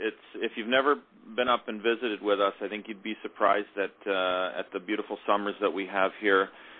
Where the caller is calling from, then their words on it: Toronto, Ontario, Canada; I'm here in beautiful Toronto, Ontario, and we're in the west end of the city here